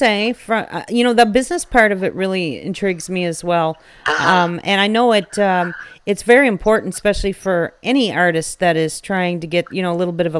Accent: Chipman, New Brunswick, Canada; also born or lived in Minto, New Brunswick; I grew up in between two little towns called Chipman and Mento in New Brunswick. So it's just right outside of Fredericton.

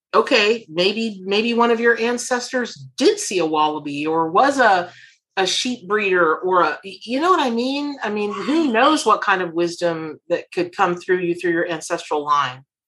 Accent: Florida, United States; I grew up here in Florida

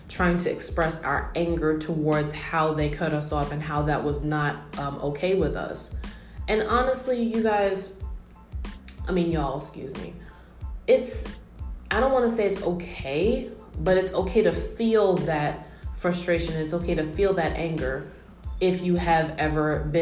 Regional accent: New York, United States; me being a New Yorker

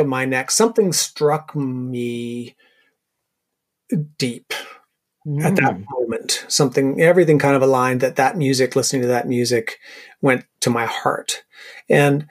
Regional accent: Sackville, New Brunswick, Canada; moved away as an adult; also born or lived in Ottawa; I grew up in Sackville, New Brunswick. So it was a small town

